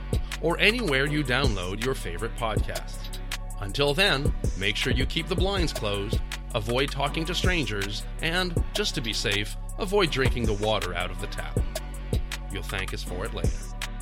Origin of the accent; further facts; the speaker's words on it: Canada; I'm a Canadian author, teacher, philosophical historian, and recovering conspiracist.